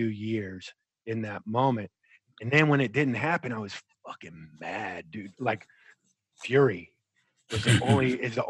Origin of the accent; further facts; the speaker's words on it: Virginia Beach, Virginia, United States; moved away as an adult; also born or lived in Akron, Ohio / Bath, Ohio; I was born in Akron, Ohio. Grew up in between, you know, Bath, Ohio, which is a little farm town outside of Akron, and in Virginia Beach, where you know. They have all the teams and everything. So went to school in Virginia Beach and spent my summers in Ohio